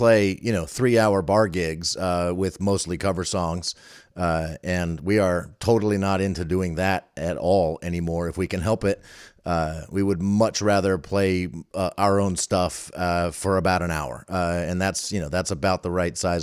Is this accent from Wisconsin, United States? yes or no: no; Falls Church, Virginia, United States; I grew up in Falls Church.